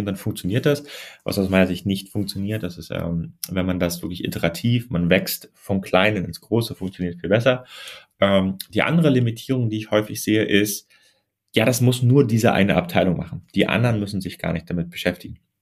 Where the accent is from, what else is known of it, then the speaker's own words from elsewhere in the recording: Germany; ich komme ja aus Deutschland